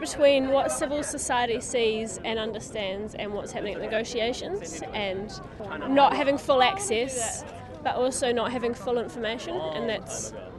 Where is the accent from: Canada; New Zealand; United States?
New Zealand; I come from New Zealand.